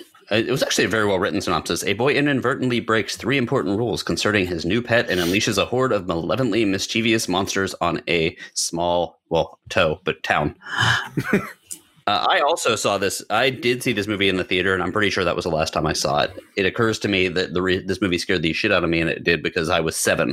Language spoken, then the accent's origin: English; Boca Raton, Florida, United States; Pretty much everyone that I grew up around in Boca